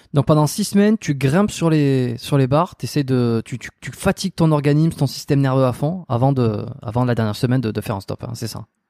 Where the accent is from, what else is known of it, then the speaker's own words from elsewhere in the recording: France; moved away as an adult; also born or lived in Bordeaux; now in Montreal, Canada; Je suis pas canadien, je suis français euh, qui suis expatrié